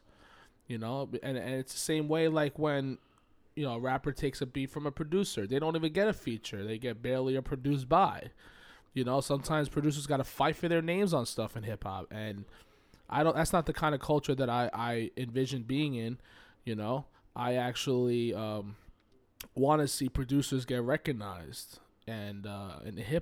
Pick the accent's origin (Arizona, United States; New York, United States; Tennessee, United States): New York, United States; I feel like I'm a New Yorker